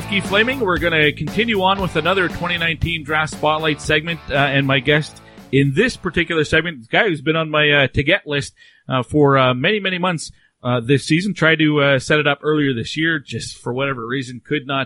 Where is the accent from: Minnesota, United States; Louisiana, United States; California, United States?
Minnesota, United States; Minnetonka; I'm from Minnetonka, Minnesota.